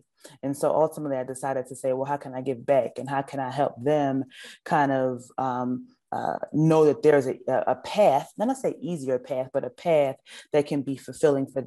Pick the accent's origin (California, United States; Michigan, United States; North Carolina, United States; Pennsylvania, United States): Pennsylvania, United States; Philadelphia; So I actually lived in North Philly. I'm from North Philadelphia. And Freedom Theater was in my neighborhood